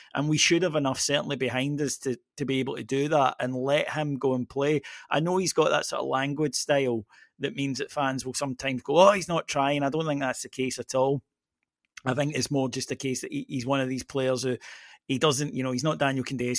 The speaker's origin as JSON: {"language": "English", "area": "Ayrshire", "region": "Scotland", "country": "United Kingdom", "said": "I'm from Ayrshire"}